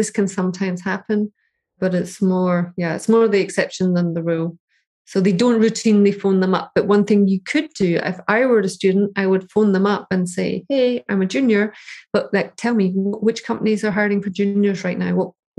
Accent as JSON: {"language": "English", "region": "Scotland", "country": "United Kingdom", "said": "So I'm Scottish, I'm a mechanical engineer, I want to be a data scientist."}